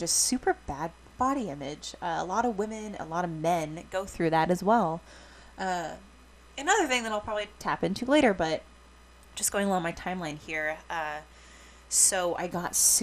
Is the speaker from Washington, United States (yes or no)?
yes; Washington, United States; I grew up and live in Washington State